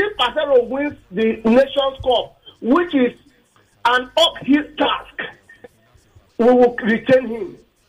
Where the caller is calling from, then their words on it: Nigeria; I'm calling from Akumojo.